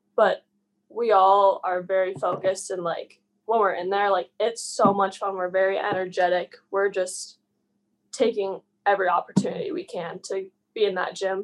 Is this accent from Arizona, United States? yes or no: yes; Phoenix, Arizona, United States; also born or lived in Minnesota; now in Moorhead, United States; I'm from Phoenix, Arizona originally.